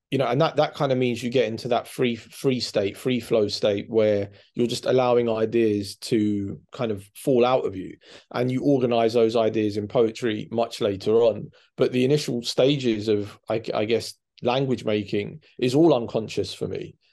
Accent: England, United Kingdom; born there; I'm I'm Cypriot too, and I'm I'm born. I was born in in in England. I'm a bit older than you. I'm 50

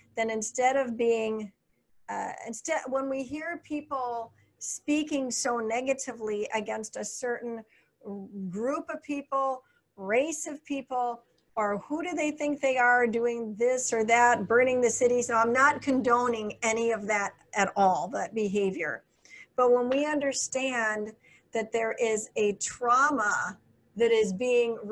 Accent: United States; moved away; also born or lived in Illinois / Minnesota / Florida; I grew up in Illinois and Minnesota

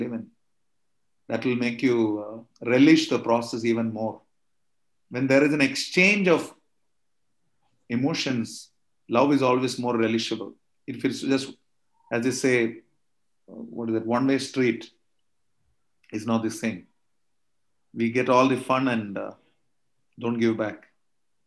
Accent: Kerala, India; my body was born in South India. I'm a Tamilian from Kerala. So I speak both languages

